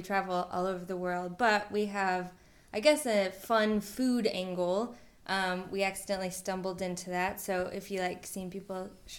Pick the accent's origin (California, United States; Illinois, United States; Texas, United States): California, United States; San Francisco; moved away as an adult; also born or lived in Nebraska; We're from San Francisco originally.